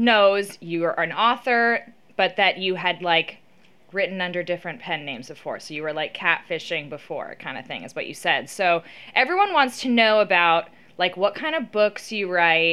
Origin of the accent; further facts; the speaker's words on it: Austin, Texas, United States; I'm from Austin